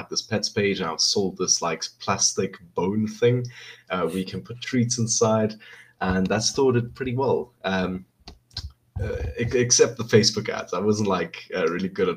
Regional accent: South Africa; I'm from South Africa, and I'm planning to move on to the US maybe in 1 or 2 years

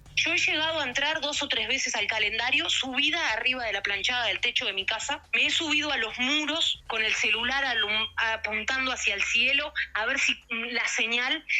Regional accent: Uruguay; siendo uruguayo

